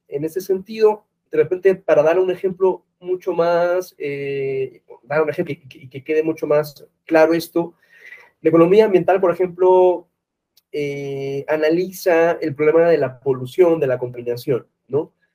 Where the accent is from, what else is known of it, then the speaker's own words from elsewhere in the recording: Peru; now in Mexico City, Mexico; Vivo acá en México, pero eh, soy de Perú